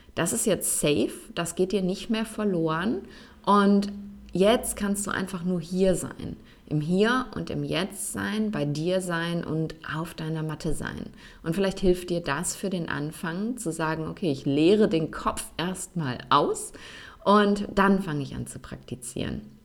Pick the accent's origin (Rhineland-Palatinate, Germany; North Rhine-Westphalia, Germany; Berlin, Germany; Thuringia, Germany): North Rhine-Westphalia, Germany; Essen; moved away as an adult; also born or lived in Cologne / Bonn; wie oft ich umgezogen bin, erst innerhalb meiner Heimatstadt Essen, dann von Essen nach Köln, von Köln nach Bonn